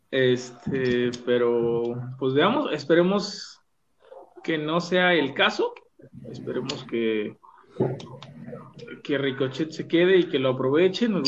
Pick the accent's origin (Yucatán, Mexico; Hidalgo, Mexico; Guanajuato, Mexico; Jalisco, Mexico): Guanajuato, Mexico; Celaya; Celaya, Guanajuato.